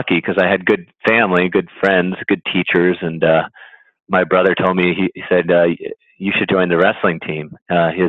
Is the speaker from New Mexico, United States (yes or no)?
no; Connecticut, United States; when I was a kid growing up in Connecticut